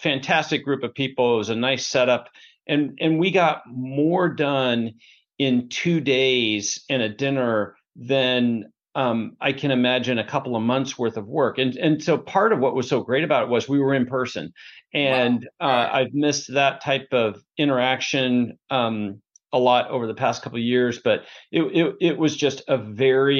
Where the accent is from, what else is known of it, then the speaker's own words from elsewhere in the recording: Portland, Oregon, United States; now in Bellevue, United States; I grew up in Portland, Oregon as the youngest of four.